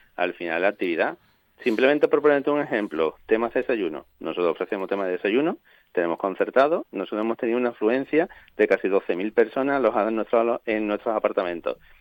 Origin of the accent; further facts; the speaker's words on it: Cádiz, Andalusia, Spain; toda la plantilla, eh, incluidos los socios fundadores y demás, todos somos de Cádiz